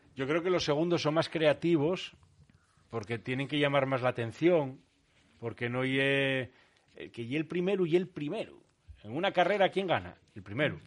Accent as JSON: {"language": "Spanish", "town": "Oviedo", "region": "Asturias", "country": "Spain", "tie": "born or raised there", "also_born_or_lived": "Vigo", "said": "yo con diez años llegué aquí a Oviedo, esto era en Vigo"}